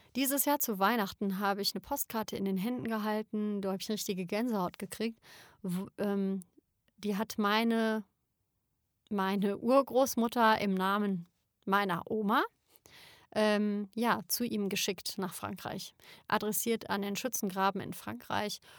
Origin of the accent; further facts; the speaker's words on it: Germany; ich bin Deutsche